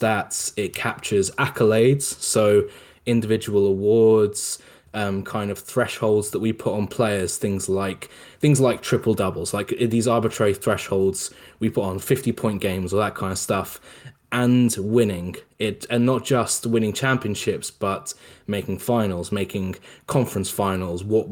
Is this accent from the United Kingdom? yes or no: yes; England, United Kingdom; I'm not American, I'm from England.